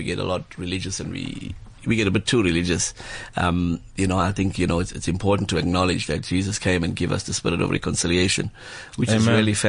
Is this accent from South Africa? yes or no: yes; Durban, KwaZulu-Natal, South Africa; growing up in Wentworth